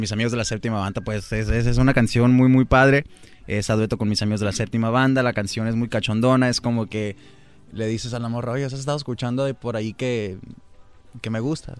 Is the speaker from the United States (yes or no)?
yes; Tucson, Arizona, United States; de allá de donde soy yo, Tucson, Arizona